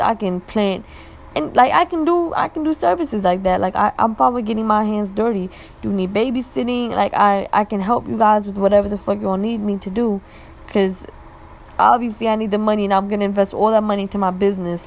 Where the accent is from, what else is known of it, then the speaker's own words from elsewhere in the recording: Pakistan; now in United States; i was born there i'm always visiting back and forth again like another blessing i'm able to visit my home town